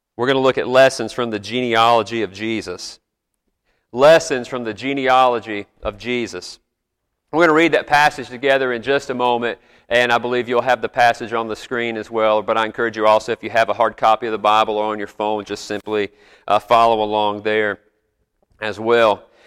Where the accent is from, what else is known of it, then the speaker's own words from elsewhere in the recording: South Carolina, United States; I'm from South Carolina, but my grandparents came from Georgia to come work at South Carolina